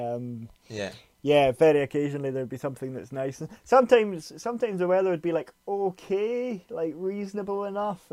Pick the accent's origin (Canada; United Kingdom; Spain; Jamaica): United Kingdom; Glasgow, Scotland; I'm from Glasgow